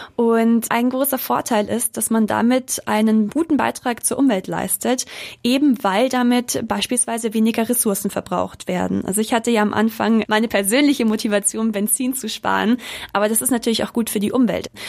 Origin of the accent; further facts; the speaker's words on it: Munich, Bavaria, Germany; Ich komme eigentlich aus München